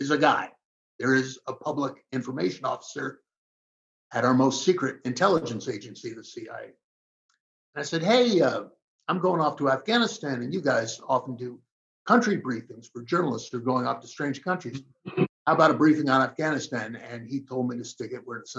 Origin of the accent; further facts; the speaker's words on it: New York, United States; I'm a New Yorker.